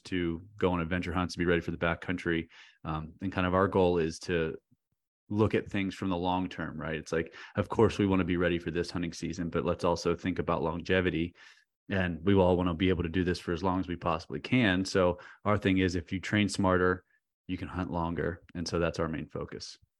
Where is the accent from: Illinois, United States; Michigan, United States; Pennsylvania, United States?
Pennsylvania, United States; central; now in Northern Virginia, United States; central Pennsylvania where I'm from